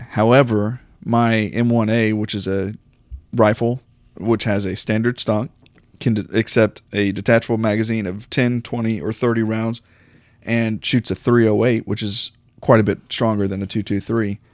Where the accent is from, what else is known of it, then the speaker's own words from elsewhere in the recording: United States; as an American